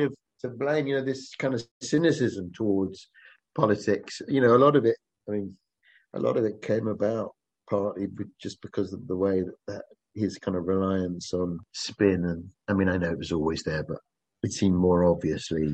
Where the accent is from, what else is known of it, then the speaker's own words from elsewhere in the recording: Kent, South East England, United Kingdom; I'm from Kent